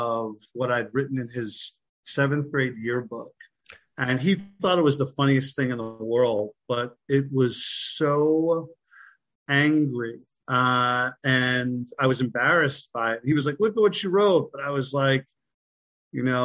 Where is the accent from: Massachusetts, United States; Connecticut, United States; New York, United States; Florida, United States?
New York, United States; Long Island; moved away as an adult; also born or lived in Philadelphia; I'm from Long Island, New York.